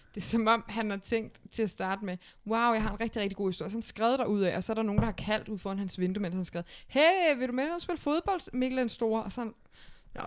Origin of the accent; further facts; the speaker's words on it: Brøndby area, Capital Region of Denmark, Denmark; Vi er jo også ud fra de kanter.